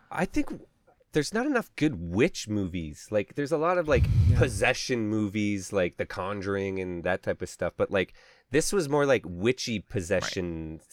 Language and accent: English; Calgary, Alberta, Canada; I'm Canadian